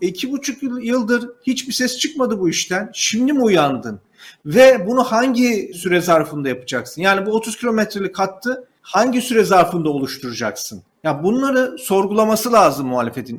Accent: Turkey; bir Türk olarak, bir Türk vatandaşı olarak

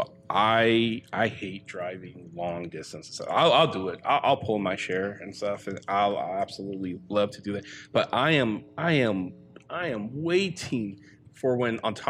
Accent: Sacramento, California, United States; moved away; As from Sacramento

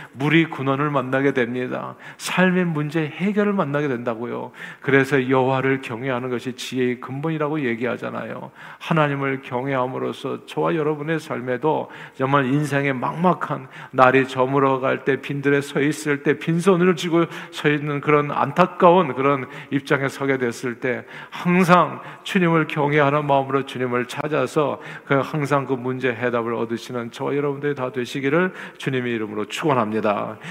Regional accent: Seoul, South Korea; moved away; 서울에서 태어난 저는

